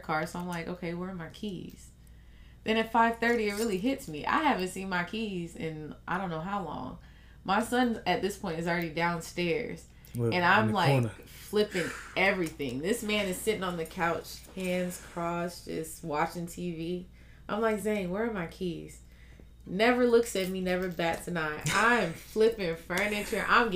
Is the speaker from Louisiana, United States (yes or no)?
no; Fort Lauderdale, Florida, United States; I'm from Fort Lauderdale, Florida